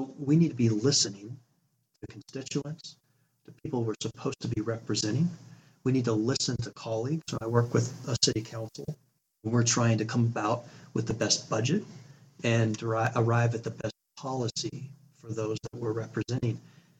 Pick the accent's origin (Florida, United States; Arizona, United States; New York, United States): Arizona, United States; born there; also born or lived in Utah / California; So I was born in Arizona. We moved to Utah, to California, back to Utah, a couple different moves within each of those states.